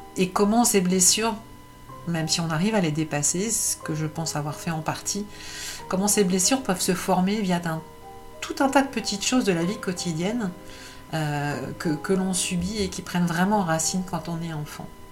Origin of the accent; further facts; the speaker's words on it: Paris, Île-de-France, France; Je suis née à Paris